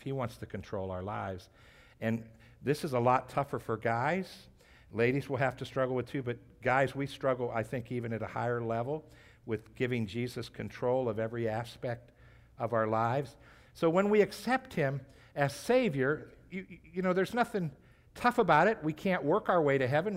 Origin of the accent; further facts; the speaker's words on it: United States; as American Christians